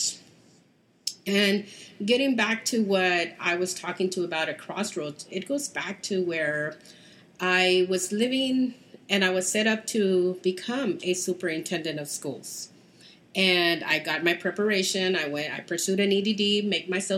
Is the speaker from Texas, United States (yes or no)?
yes; Houston, Texas, United States; I am from Texas, Houston